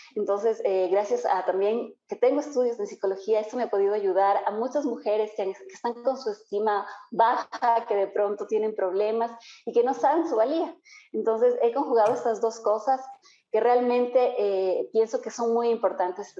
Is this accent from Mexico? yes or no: no; Ambato, Tungurahua, Ecuador; now in Quito, Ecuador; yo soy ambateña. Yo nací en Ambato, eh, pero estoy radicada ya en Quito ya como 22 años.